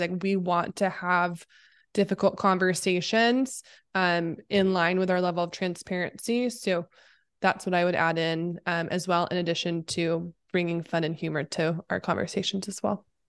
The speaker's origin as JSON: {"language": "English", "region": "Oregon", "country": "United States", "moved": "as an adult", "lives_now": "Los Angeles, United States", "said": "I am based in L A. I am from Oregon originally, but I've lived in SoCal area for Lord, including college."}